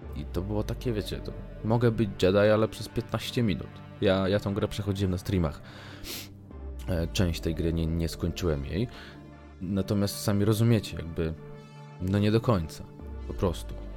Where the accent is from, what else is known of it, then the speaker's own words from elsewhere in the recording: Warsaw, Masovian Voivodeship, Poland; ja, jestem z Warszawy